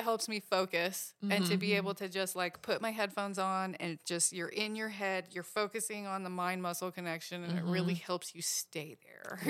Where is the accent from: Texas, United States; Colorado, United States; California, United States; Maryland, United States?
Colorado, United States; Vail; also born or lived in Washington State; In Vail, Colorado.